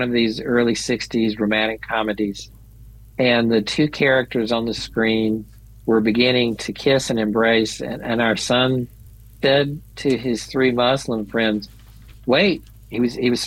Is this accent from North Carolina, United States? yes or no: yes; Charlotte, North Carolina, United States; now in Illinois, United States; as a young person growing up in Charlotte, North Carolina